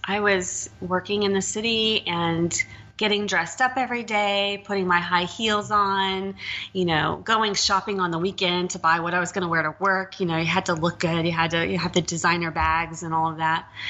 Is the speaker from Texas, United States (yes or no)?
yes; Texas, United States; moved away; I'm from Texas